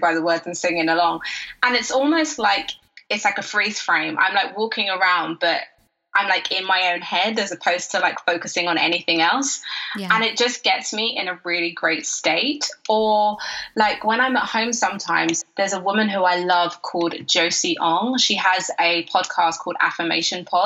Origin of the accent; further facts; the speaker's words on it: United Kingdom; I'm British